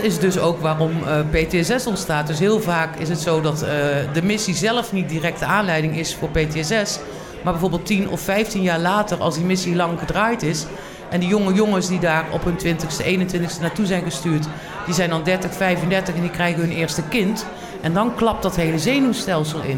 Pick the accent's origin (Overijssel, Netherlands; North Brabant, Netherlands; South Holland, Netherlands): North Brabant, Netherlands; Tilburg; ik kom uit Tilburg. Ik ben eh, Geboren Tilburgse.